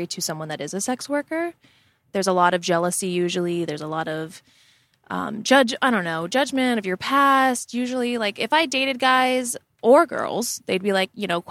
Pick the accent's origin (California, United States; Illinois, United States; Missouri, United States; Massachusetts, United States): California, United States; Southern; moved away as an adult; now in New York, United States; I'm from California. I moved to New York. Grew up in California.